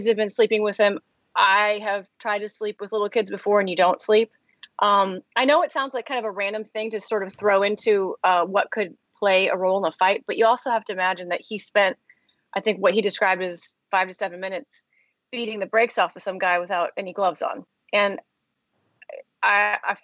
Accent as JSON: {"language": "English", "region": "Midwest", "country": "United States", "said": "I'm from the Midwest"}